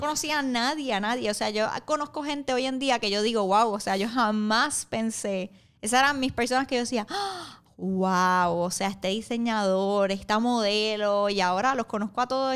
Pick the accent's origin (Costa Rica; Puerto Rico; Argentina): Puerto Rico; now in New York, United States; yo soy boricua